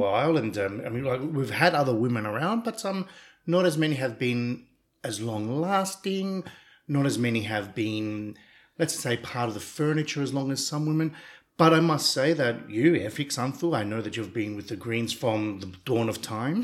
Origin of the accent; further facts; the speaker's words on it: Australia; now in Cyprus; I grew up in Australia